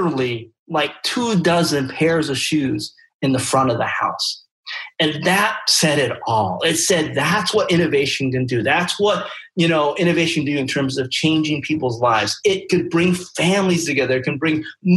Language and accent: English; Taiwan; moved away; I'm from Taiwan. I grew up there